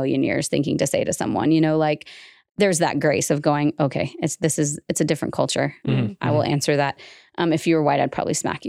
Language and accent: English; the South, United States; moved away; also born or lived in Utah; as a Southerner